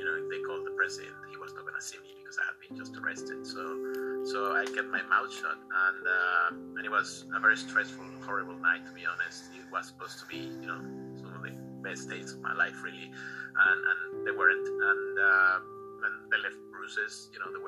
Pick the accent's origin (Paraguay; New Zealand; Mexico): Mexico; moved away as an adult; also born or lived in England; I'm originally from Mexico. I went to school there